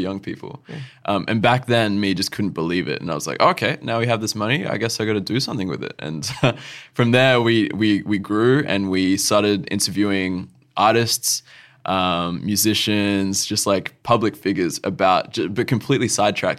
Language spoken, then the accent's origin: English; Alice Springs, Northern Territory, Australia; moved away as an adult; now in Adelaide, Australia; my hometown where I grew up, where I call home, is Alice Springs